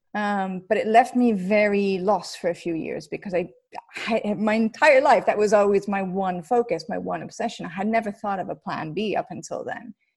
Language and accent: English; United States; moved away as an adult; being an American and not having a passport